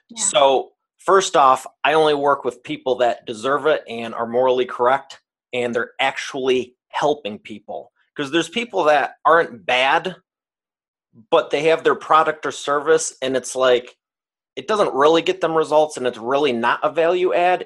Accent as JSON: {"language": "English", "town": "Detroit", "region": "Michigan", "country": "United States", "tie": "born or raised there", "said": "I am from the great state of Detroit, Michigan, and I grew up here"}